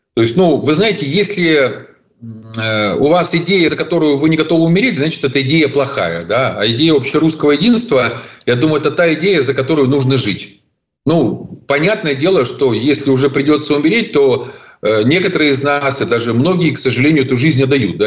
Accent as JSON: {"language": "Russian", "town": "Zaporizhzhia", "region": "Zaporizhzhia Oblast", "country": "Ukraine", "tie": "born or raised there", "said": "в моем родном городе Запорожье, откуда я родом"}